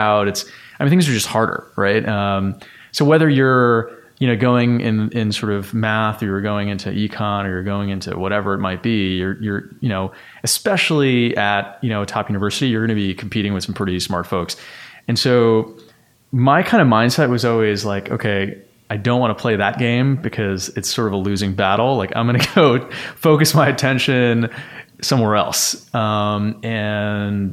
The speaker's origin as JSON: {"language": "English", "town": "New York City", "region": "New York", "country": "United States", "tie": "born or raised there", "said": "I grew up in Bayside, Queens"}